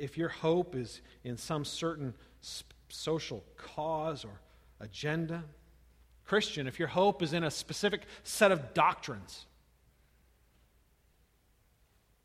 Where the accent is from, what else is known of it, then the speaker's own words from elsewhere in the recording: California, United States; moved away; I grew up in California, where earthquakes were normal